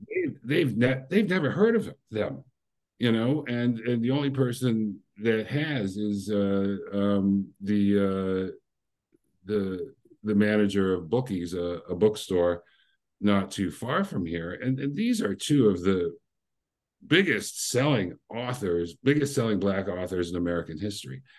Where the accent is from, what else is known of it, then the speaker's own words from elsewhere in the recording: Windsor, Ontario, Canada; I was from Windsor, which is one mile from Detroit